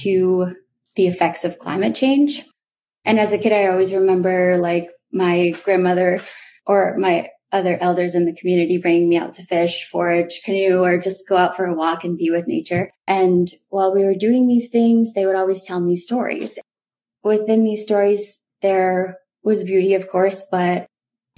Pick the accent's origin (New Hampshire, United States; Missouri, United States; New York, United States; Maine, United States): Maine, United States; Old Town; I did grow up on the Penobscot Nation, or otherwise known as Indian Island, which is a small island located in Old Town, Maine.